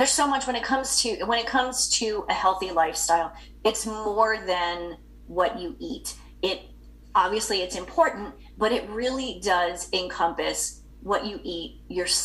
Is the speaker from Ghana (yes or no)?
no; England, United Kingdom; I'm English.